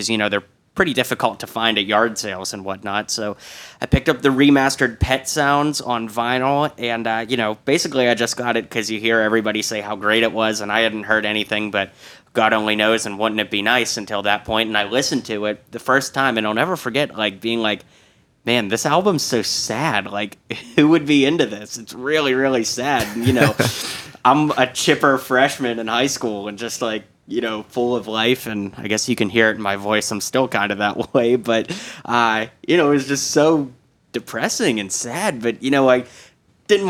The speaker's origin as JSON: {"language": "English", "town": "Pittsburgh", "region": "Pennsylvania", "country": "United States", "moved": "yes", "lives_now": "Nashville, United States", "said": "I'm from Pittsburgh, Pennsylvania, originally"}